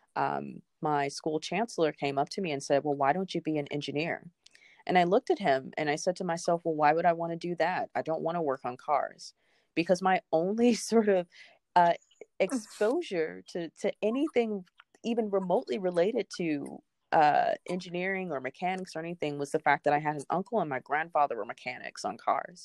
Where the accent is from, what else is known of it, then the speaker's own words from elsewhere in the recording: Memphis, Tennessee, United States; now in Cambridge, United States; I'm originally from Memphis, Tennessee, but I'm currently located in Cambridge, Massachusetts